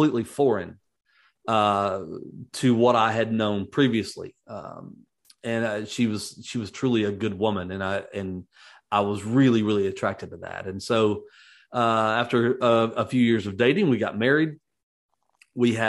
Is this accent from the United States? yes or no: yes; Atlanta, Georgia, United States; also born or lived in Phoenix, Arizona / Macon County, Georgia; I was born in Phoenix, Arizona, but don't remember ever living there. We moved to Georgia, South Georgia, Macon County, Georgia, as a matter of fact, from about 2 years old on. And that's kind of where I grew up. And when I was 8, we moved to Atlanta